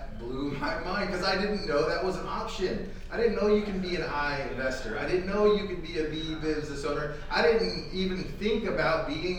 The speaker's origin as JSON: {"language": "English", "town": "Phoenix", "region": "Arizona", "country": "United States", "tie": "born or raised there", "said": "I'm born and raised here in Phoenix, Arizona"}